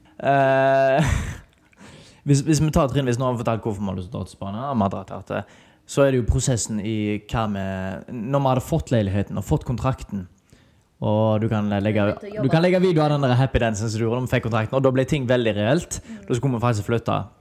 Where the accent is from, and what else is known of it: Haugesund, Rogaland, Norway; moved away as an adult; now in Spain